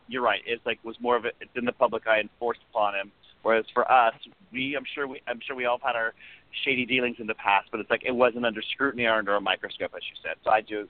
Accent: Louisiana, United States; moved away; my hometown, it's 11,000 people, and it's like, it's a very intolerant of not just gays. It's like, it's intolerant of a lot of things.

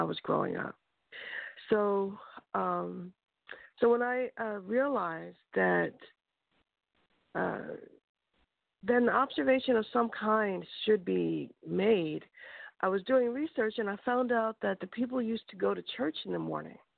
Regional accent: Philadelphia, Pennsylvania, United States; moved away; I'm from Philadelphia, Pennsylvania, and they don't have Juneteenth there when I was growing up

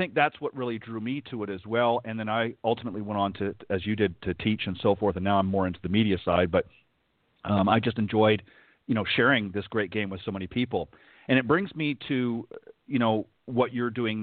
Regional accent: Canada; moved away; I'm originally from Canada

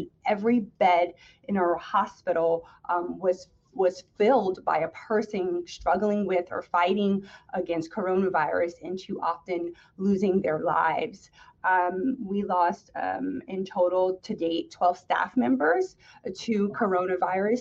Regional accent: East Orange, New Jersey, United States; I grew up in the city next door, East Orange, New Jersey

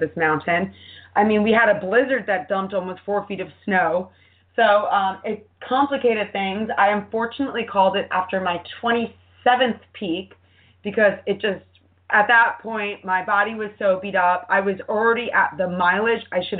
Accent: New York, United States; being a New Yorker

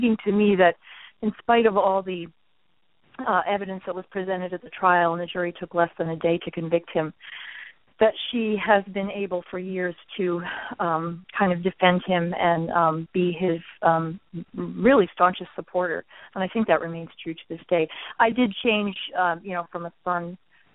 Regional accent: outside Albany, New York, United States; my hometown. Outside Albany, New York

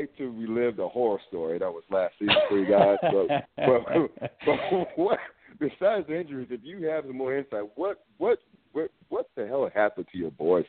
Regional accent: North Carolina, United States; because you know I grew up in North Carolina

